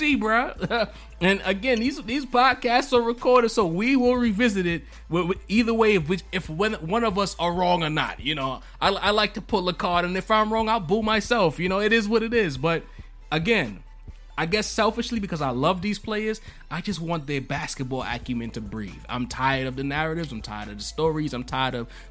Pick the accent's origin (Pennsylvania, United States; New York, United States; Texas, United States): New York, United States; New York City; I'm from Brooklyn